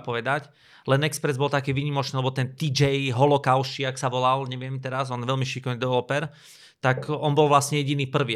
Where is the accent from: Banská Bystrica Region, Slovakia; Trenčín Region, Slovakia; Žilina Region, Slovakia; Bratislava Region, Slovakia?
Banská Bystrica Region, Slovakia; Banská Bystrica; som z Banskej Bystrice